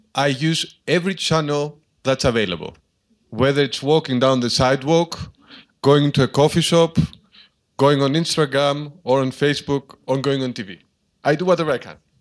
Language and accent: English; Karpenisi, Central Greece, Greece; moved away as an adult; now in Athens, Greece; I began as a small town mayor in my hometown of Carpenici, which is high up in the mountains in central Greece.